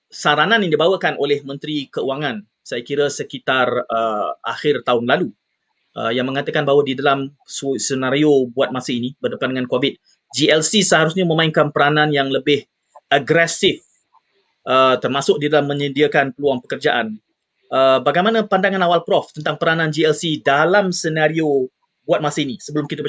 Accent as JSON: {"language": "Malay", "country": "Malaysia", "said": "Jadi sebagai rakyat Malaysia yang prihatin, uh, kita seharusnya cakna"}